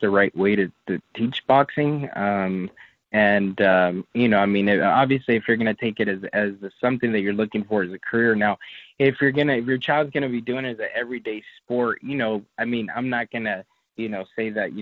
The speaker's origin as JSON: {"language": "English", "town": "Los Angeles", "region": "California", "country": "United States", "moved": "yes", "said": "we're from Los Angeles"}